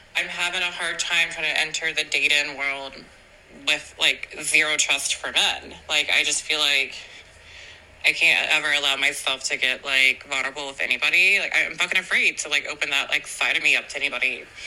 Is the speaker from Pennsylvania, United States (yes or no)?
yes; Philadelphia, Pennsylvania, United States; I'm from Philadelphia